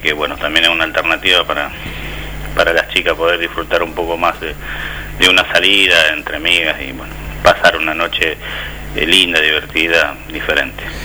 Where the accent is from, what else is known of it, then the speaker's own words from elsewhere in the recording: Rosario, Santa Fe, Argentina; la, la, ciudad de donde vengo yo, la provincia donde